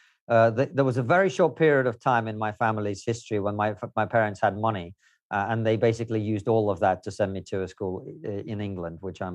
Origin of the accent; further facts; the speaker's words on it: Moscow, Russia; born there; English is a second language; also born or lived in Uzbekistan / Ukraine; no, I grew up all over the place. I was born in Moscow. I lived there for some time. Then my family lived in Uzbekistan.